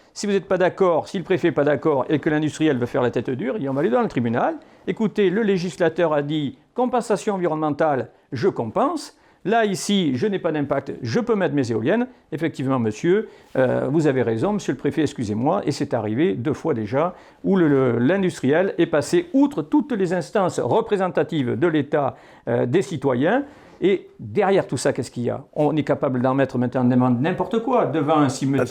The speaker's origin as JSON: {"language": "French", "area": "Poitou-Charentes", "region": "Nouvelle-Aquitaine", "country": "France", "said": "ma région d'origine, sur la partie Poitou-Charentes"}